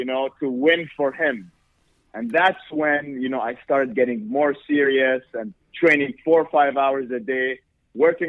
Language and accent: English; Jordan; moved away as an adult; now in United States; I'm from Jordan, mm-hmm. which is really, really far away.